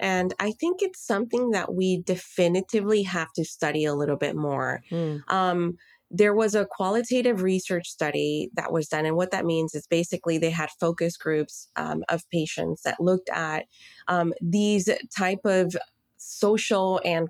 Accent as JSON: {"language": "English", "country": "Colombia", "tie": "born or raised there", "moved": "yes", "lives_now": "Miami, United States", "said": "I'm of Colombian background and I was born in Colombia."}